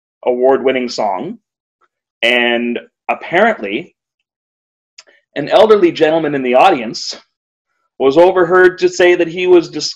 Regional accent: Kitchener, Ontario, Canada; my hometown in Kitchener, Ontario, Canada.

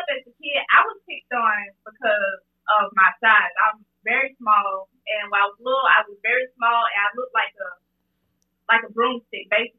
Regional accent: Bessemer, Alabama, United States; I am from Bessemer, Alabama, the 205, the 35020.

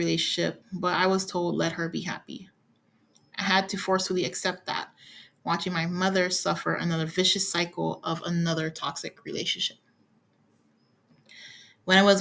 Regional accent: Hawaii, United States; moved away; also born or lived in California; I've been born and raised in Hawaii, lived in California for estimate a decade, and have been in the current red state for a year or over

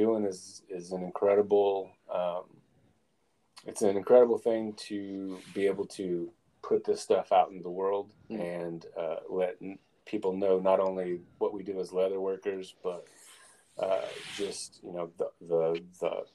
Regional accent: McAlester, Oklahoma, United States; moved away as an adult; now in Oklahoma City, United States; I am in Oklahoma City. I'm from McAllister

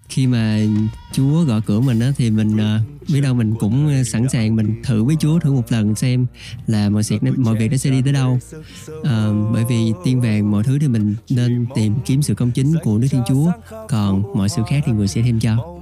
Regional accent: Trà Vinh, Vietnam; moved away; quê mình ở trà vinh

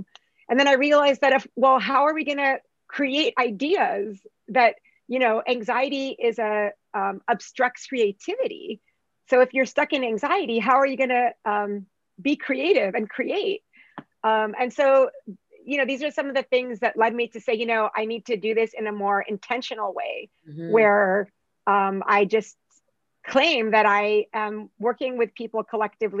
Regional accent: United States; also born or lived in Arab region / North Africa (ancestry); even though I'm from that part of the world, I was raised in the United States

